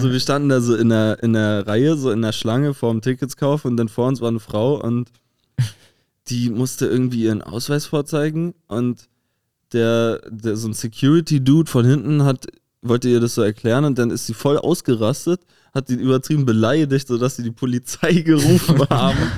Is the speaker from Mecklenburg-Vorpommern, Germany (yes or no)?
yes; Rostock, Mecklenburg-Vorpommern, Germany; now in Berlin, Germany; ich komme ja auch aus der Hansestadt.